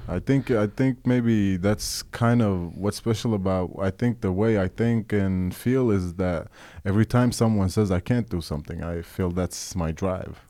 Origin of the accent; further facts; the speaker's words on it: Oslo, Norway; I'm a musician from Norway, born and raised